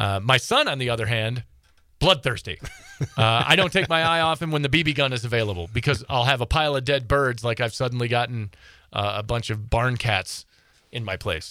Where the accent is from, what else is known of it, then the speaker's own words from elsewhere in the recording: Midwest, United States; now in Montana, United States; I grew up in the Midwest